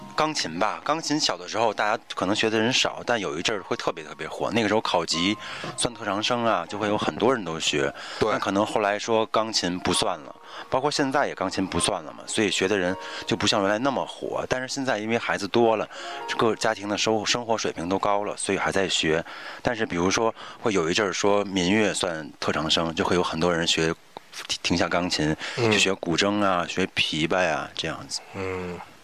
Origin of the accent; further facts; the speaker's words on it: Beijing, China; 作为北京人